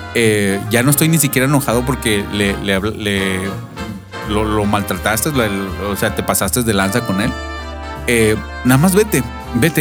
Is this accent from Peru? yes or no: no; Chihuahua, Mexico; moved away; soy de Chihuahua